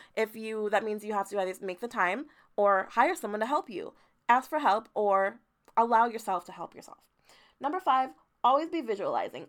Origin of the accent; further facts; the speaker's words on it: Jamaica; now in United States; I was born in Jamaica, moved to America